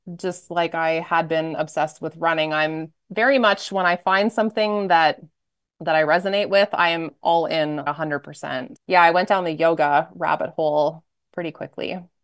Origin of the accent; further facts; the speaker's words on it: just outside of Toronto, Ontario, Canada; moved away as an adult; also born or lived in Alberta / Edmonton / Ottawa / United States; So I grew up in Canada, just outside of Toronto, small town